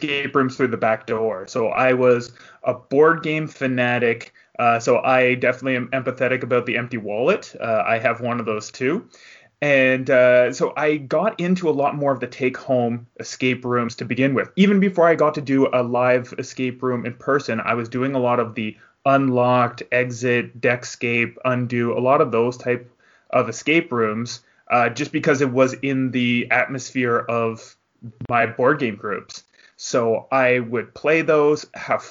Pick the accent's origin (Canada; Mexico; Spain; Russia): Canada; I'm from the Great White North